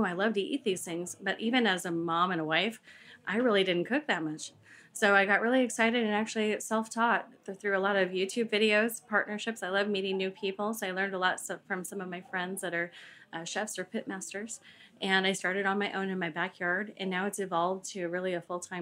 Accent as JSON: {"language": "English", "town": "Seattle", "region": "Washington", "country": "United States", "said": "I'm from Seattle, Washington"}